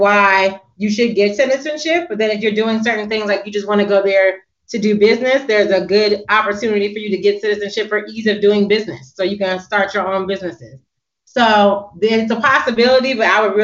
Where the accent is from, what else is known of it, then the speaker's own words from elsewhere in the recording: United States; being an American and speaking in Africa